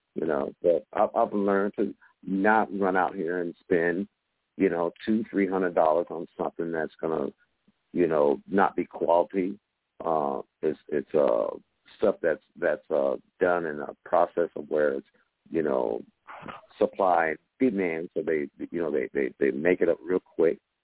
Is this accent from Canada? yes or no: no; West Coast, United States; now in Georgia, United States; I grew up on the West Coast